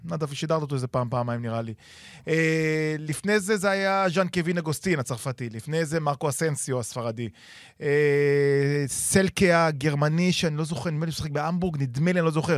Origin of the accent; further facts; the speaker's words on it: Givatayim, Tel Aviv District, Israel; גדלתי איתו בגבעתיים